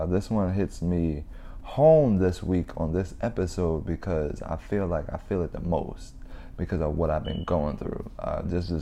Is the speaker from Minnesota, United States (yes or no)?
no; New Jersey, United States; now in Las Vegas, United States; I come from Jersey, and I now live in Las Vegas